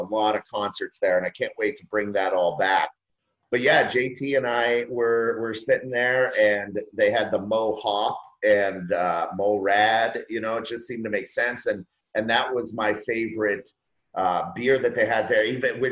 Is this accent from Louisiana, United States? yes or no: no; Erie, Pennsylvania, United States; moved away; I was born and raised in Erie, Pennsylvania, which is just down the road from Buffalo